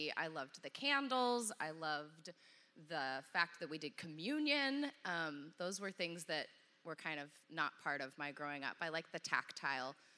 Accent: Dallas, Texas, United States; I grew up in Dallas

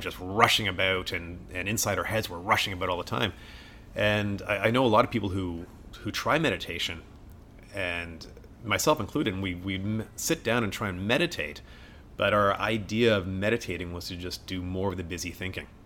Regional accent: Canada; also born or lived in Wales; we came to Canada when I was three, hence the thick accent

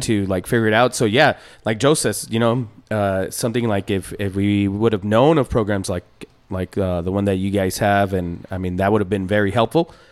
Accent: Ciudad Juárez, Chihuahua, Mexico; now in El Paso, United States; I'm from Juarez. I'm from I'm from uh, Bella Vista, which is one of the poorest uh, areas in town mm-hmm. in Juarez

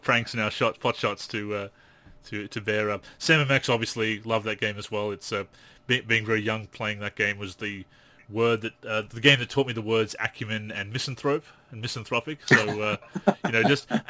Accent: Australia; as an Australian

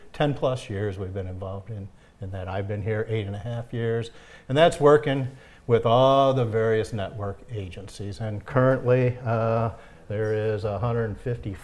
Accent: St. Clair Shores, Michigan, United States; I grew up in the Detroit area, okay. St. Clair Shores

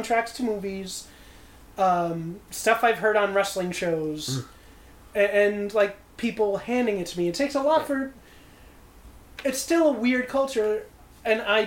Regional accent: New York City, New York, United States; I grew up in the Bronx

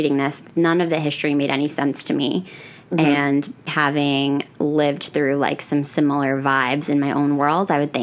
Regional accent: Pennsylvania, United States; I'm from Pennsylvania

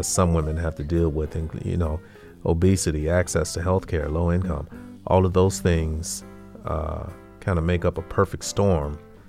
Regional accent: Greenville, South Carolina, United States; arrested, along with seven other college students, for advocating for the right to use a public library in my hometown of Greenville, South Carolina.

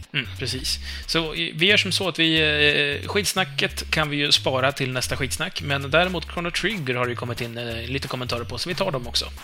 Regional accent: Uppland, Uppsala County, Sweden; accent: Uppland dialect; also born or lived in Hälsingland; jag är upplänning

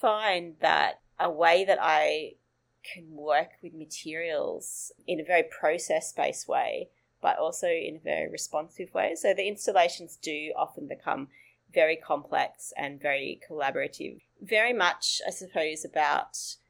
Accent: northern New South Wales, Australia; now in Sydney, Australia; that's up in northern New South Wales, where I grew up

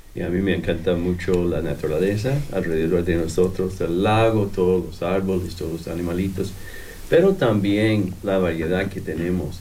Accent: Ohio, United States; Spanish is a second language; moved away as an adult; also born or lived in Costa Rica / Guatemala; now in Bloomington, United States; soy estadounidense, pero em, nací en Ohio, no, en Ohio, en el estado de Ohio, pero eh, llegamos aquí como hace 30 años

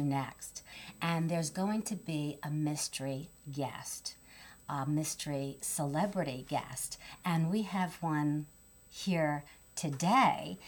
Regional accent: New York City, New York, United States; I'm from New York

